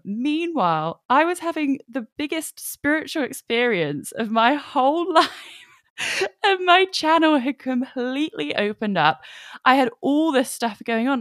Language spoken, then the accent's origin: English; England, United Kingdom; I am from England. I'm in England right now